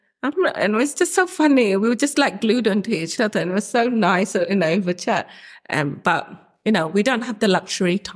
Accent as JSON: {"language": "English", "region": "London", "country": "United Kingdom", "tie": "born or raised there", "also_born_or_lived": "Bangladesh", "said": "we grew up in Camden, similar family settings"}